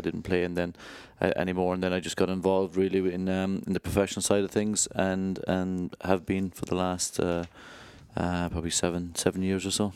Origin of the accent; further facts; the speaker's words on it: Ireland; moved away as an adult; now in United Kingdom; I grew up, um, in Ireland, obviously by my accent.